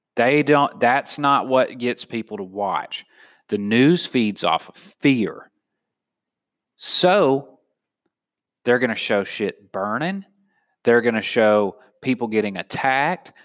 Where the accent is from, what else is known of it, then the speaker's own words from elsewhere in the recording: the South, United States; now in San Diego, United States; I'm from the South